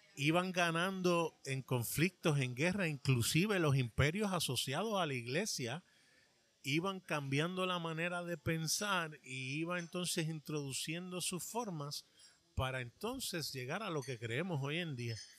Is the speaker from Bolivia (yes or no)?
no; New York, United States; now in Puerto Rico; Yo me crié en un estado, en el estado de Nueva York